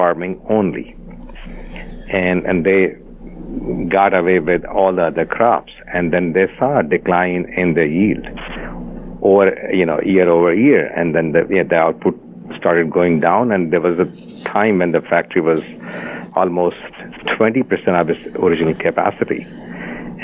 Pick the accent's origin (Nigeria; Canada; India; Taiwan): India; I was born and brought up in India